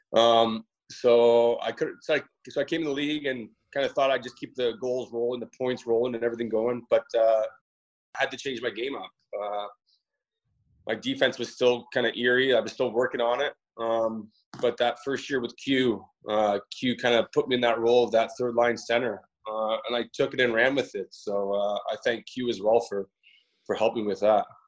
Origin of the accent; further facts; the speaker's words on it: Toronto, Ontario, Canada; So I grew up in uh, Toronto, Ontario. Well, Mimico, but uh, just a little a little community inside Toronto